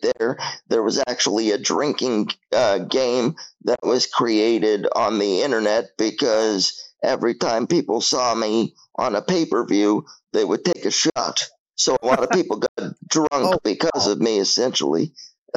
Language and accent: English; Toronto, Ontario, Canada; born or raised there